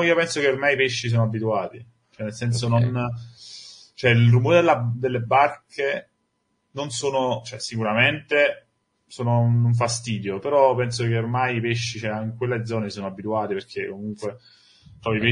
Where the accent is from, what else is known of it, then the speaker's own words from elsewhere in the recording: Sorrento, Campania, Italy; Io sono, sono di Sorrento